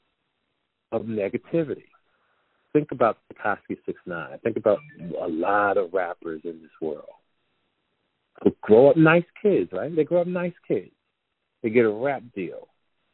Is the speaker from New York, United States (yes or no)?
no; Jersey City, New Jersey, United States; growing up in Jersey City, New Jersey